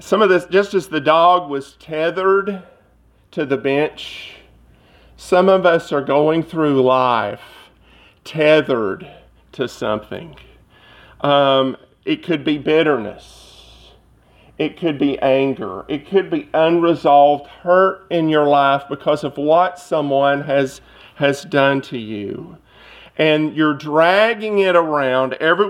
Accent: Cleveland, Tennessee, United States; moved away; my hometown, or near my hometown of Cleveland, Tennessee

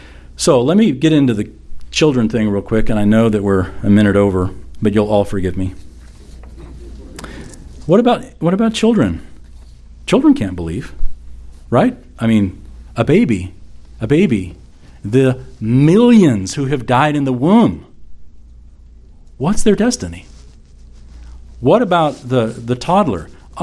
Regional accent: the Bible Belt of the United States, United States; growing up in the Bible Belt of the United States of America.

